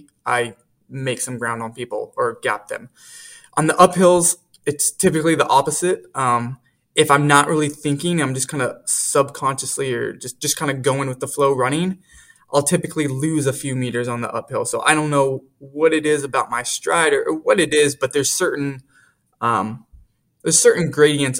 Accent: Fresno, California, United States; growing up in Fresno, the state championship meet for high schools and community college actually is at Woodward Park here in Fresno, and it's literally across the street from where I live.

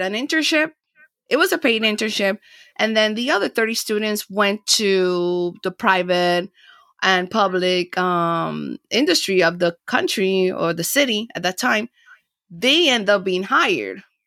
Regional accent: Panama City, Panama; also born or lived in Miami, Florida, United States; now in Los Angeles, United States; I was born and raised in Panama and then I came to the United States and Florida

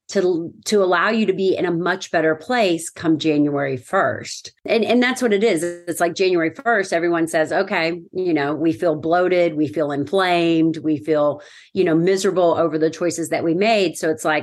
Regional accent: Lexington, Kentucky, United States; I'm from Lexington, Kentucky

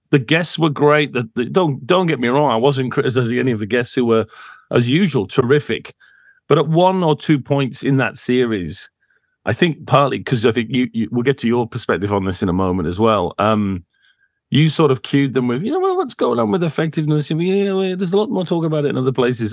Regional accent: United States; I grew up in America

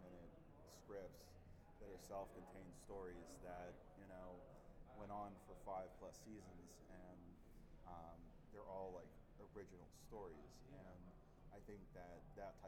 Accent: Pittsburgh, Pennsylvania, United States; I'm actually from Squirrel Hill area.

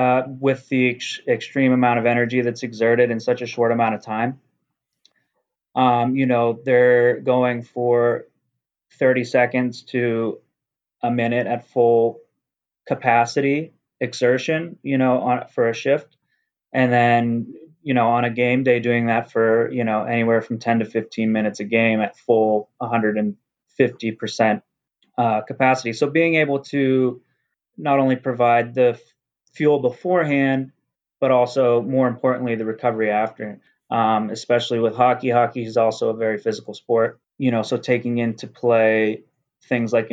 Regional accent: Johnstown, Pennsylvania, United States; now in Boston, United States; I lived in a city called Johnstown

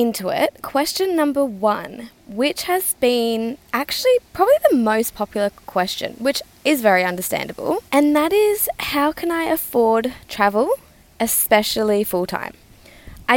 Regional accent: Western Australia, Australia; moved away; Australia, which is my hometown

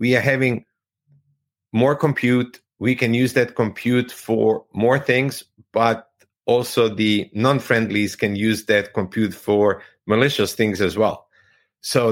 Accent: Croatia; I'm from Croatia

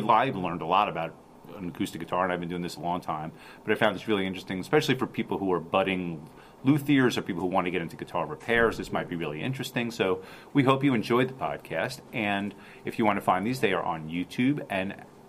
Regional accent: New City, New York, United States; I also grew up here. I grew up in New City, New York

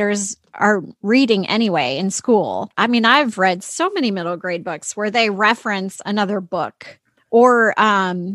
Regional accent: Illinois, United States; growing up in Illinois

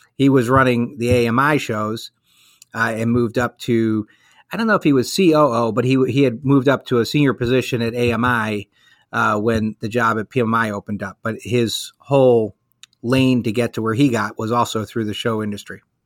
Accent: Chicago, Illinois, United States; moved away as an adult; now in Virginia, United States; I am born and raised in Chicago. Uh, lived there up until about 20 years ago

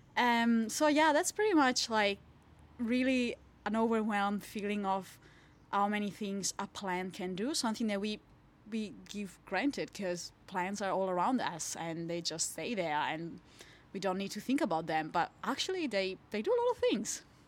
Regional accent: Italy; moved away as an adult; now in Hobart, Australia; I'm from Italy

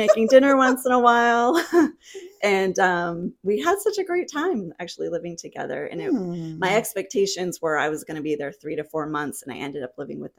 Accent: New England, United States; also born or lived in New Jersey; I'm from New England originally, mm-hmm. and then I was living in New Jersey for quite a while, almost 11 years

